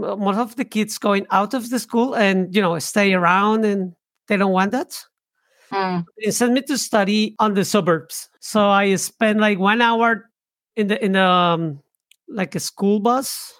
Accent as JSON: {"language": "English", "region": "Bogotá", "country": "Colombia", "tie": "born or raised there", "moved": "yes", "said": "I was born in, in Bogota, it's the capital of Colombia."}